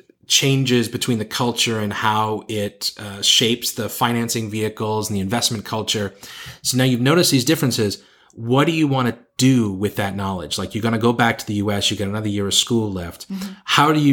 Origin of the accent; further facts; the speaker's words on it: United States; I feel more American and more patriotic about my home country and my culture now that I've lived outside it for so long.